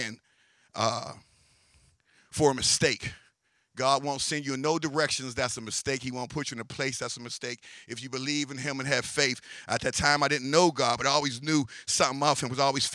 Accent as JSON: {"language": "English", "town": "Pittsburgh", "region": "Pennsylvania", "country": "United States", "tie": "born or raised there", "also_born_or_lived": "Penn Hills, Pennsylvania", "said": "I was born in East Liberty, a little town in Pittsburgh, part of Pittsburgh"}